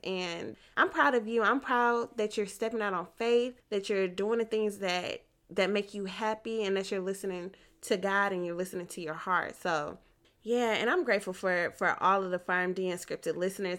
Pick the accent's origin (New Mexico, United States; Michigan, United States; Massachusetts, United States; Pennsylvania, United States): Michigan, United States; I grew up in Michigan